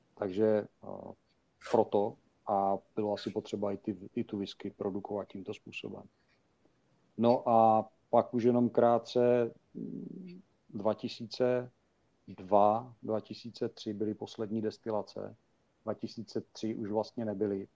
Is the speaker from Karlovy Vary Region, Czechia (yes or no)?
no; Uherské Hradiště, Zlín Region, Czechia; now in Olomouc, Czechia; vyrostl na víně a na slivovici, protože pocházím z Hradiště, nebo z Jarošova konkrétně